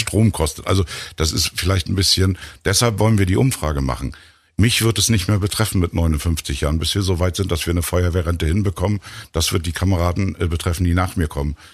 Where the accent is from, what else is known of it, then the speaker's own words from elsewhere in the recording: Rostock, Mecklenburg-Vorpommern, Germany; als Rostocker